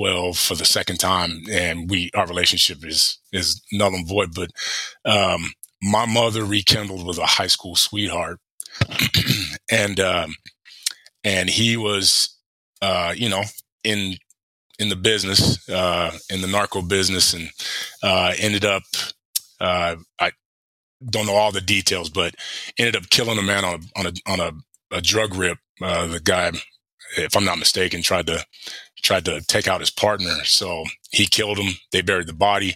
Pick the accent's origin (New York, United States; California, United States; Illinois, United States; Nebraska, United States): California, United States; Palm Springs; moved away as an adult; also born or lived in Pocatello, Idaho; I come from Palm Springs, the desert. In January it's 70 degrees